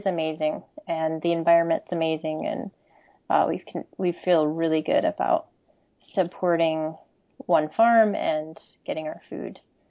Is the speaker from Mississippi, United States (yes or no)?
no; Michigan, United States; moved away as an adult; also born or lived in Connecticut / Jamaica; now in Vermont, United States; So I grew up in Michigan, as did my husband. Different locations growing up. I spent 5 years in Connecticut as a child and 1 year in Jamaica.